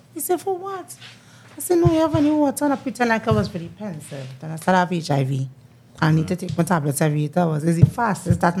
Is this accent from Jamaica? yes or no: no; Tunapuna, Tunapuna-Piarco, Trinidad & Tobago; I'm originally from Tunapuna.